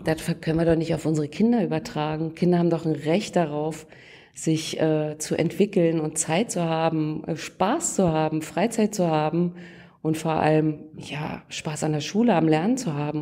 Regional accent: Lusatia, Brandenburg, Germany; also born or lived in Saxony; ich bin hier aufgewachsen, geboren bin ich in Sachsen und dann haben mich sozusagen meine Eltern entführt nach Brandenburg wegen der Arbeit

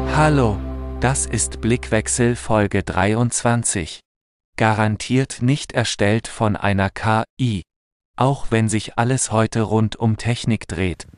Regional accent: Germany; ich bin auf dem Dorf aufgewachsen in der Nähe von Hamburg

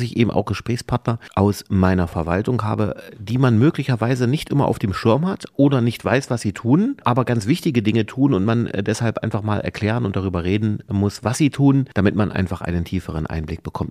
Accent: Wernigerode, Saxony-Anhalt, Germany; Wir sind beide in Wernigerode geboren, geboren und wohnen beide in Hasserode jetzt

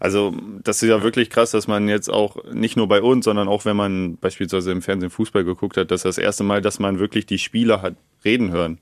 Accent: Neustadt am Rübenberge, Lower Saxony, Germany; now in Garbsen, Germany; ich wohne nicht direkt in Neustadt, das ist nur mein Geburtsort. Ähm, ich wohne, wenn du so willst, in Garbsen

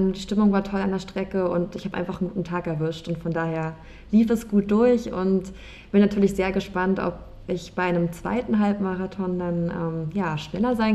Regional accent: Berlin, Germany; ich bin 29 Jahre alt und ich bin in Berlin geboren, ich bin hier aufgewachsen ähm, und lebe auch immer noch hier

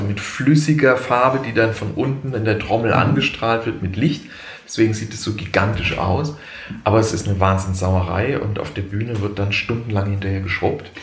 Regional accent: Heidelberg, Baden-Württemberg, Germany; am Stadttheater auch in Heidelberg, was meine Heimatstadt ist

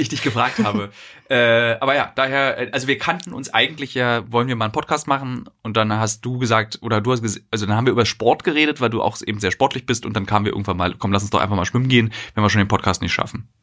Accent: Berlin, Germany; als Berliner

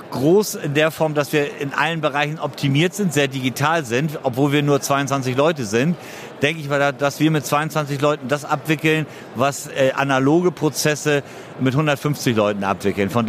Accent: Hamburg, Germany; Ich komme aus Hamburg, aus der Logistikhauptstadt Deutschlands.

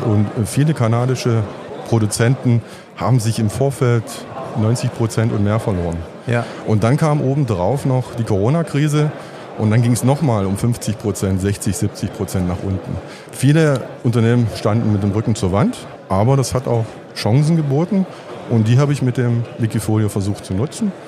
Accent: Bautzen, Saxony, Germany; ich komme aus Bautzen und bin Zahnarzt mit Interesse für die Börse

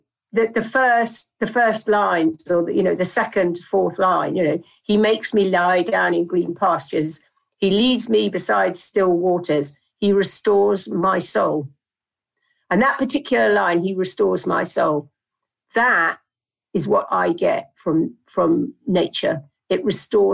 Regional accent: Dartmouth, South West England, United Kingdom; I grew up in Dartmouth in South Devon by the sea

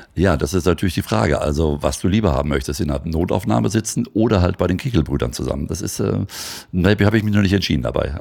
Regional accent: Hagen, North Rhine-Westphalia, Germany; Oder, oder Hagen vor allem ist ja da die Ecke, wo ich herkomme.

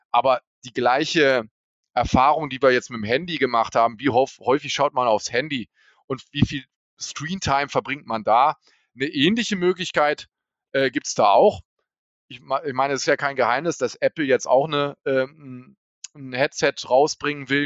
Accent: Hanover, Lower Saxony, Germany; ich komme aus Hannover

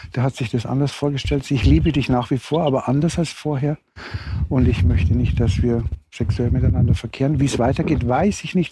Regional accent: Regensburg area, Bavaria, Germany; moved away; ich komme ja aus der Regensburger Gegend

